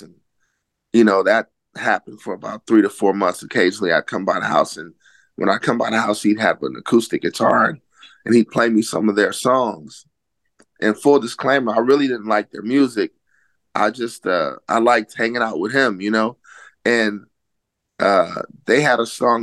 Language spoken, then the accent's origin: English; Oakland, California, United States; I grew up in Oakland, California